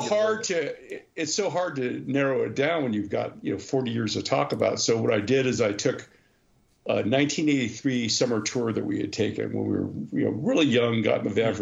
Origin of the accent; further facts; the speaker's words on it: Cerritos, California, United States; Cerritos, which we're famous from famously from, um, is a little suburb right exactly on the border of Orange County and Los Angeles counties